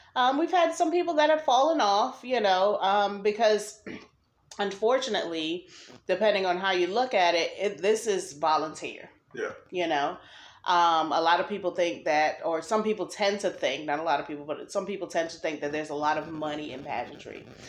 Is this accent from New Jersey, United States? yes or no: yes; New Jersey, United States; now in North Carolina, United States; I'm originally from New Jersey